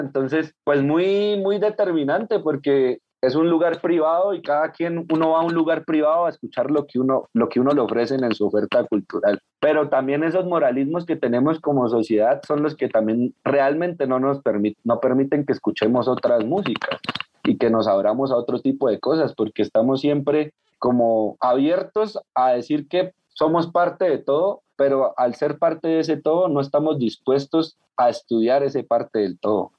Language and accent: Spanish; Cauca, Colombia; a mí como caucano